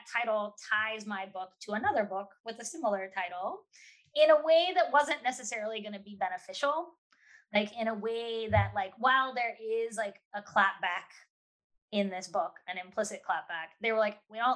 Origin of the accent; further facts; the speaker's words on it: West Virginia, United States; my friends who I grew up with in West Virginia